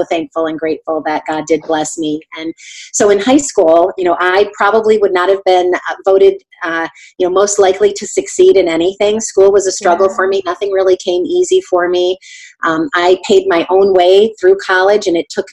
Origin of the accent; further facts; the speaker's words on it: Connecticut, United States; moved away as an adult; also born or lived in New Hampshire; now in Ohio, United States; I'm from the East Coast, from Connecticut, but I've lived in Ohio for almost 25 years now